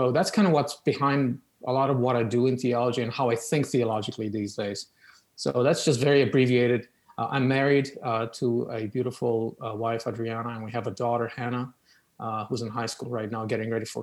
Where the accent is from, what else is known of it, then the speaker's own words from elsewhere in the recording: Oradea, Bihor County, Romania; accent: Romanian; English is a second language; moved away; The accent is Romanian